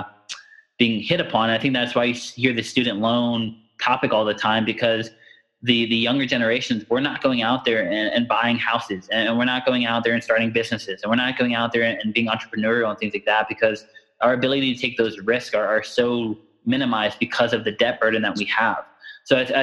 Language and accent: English; United States; I'm born and bred and raised in America